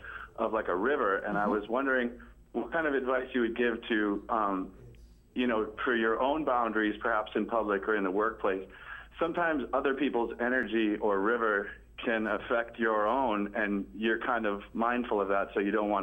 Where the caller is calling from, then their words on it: Arlington, United States; I'm calling from Arlington